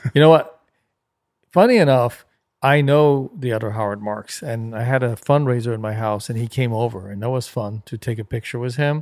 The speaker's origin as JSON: {"language": "English", "town": "Paris", "region": "Île-de-France", "country": "France", "tie": "born or raised there", "also_born_or_lived": "Los Angeles / Germany", "moved": "yes", "said": "Growing up in Paris in the late sixties and seventies was unbelievable."}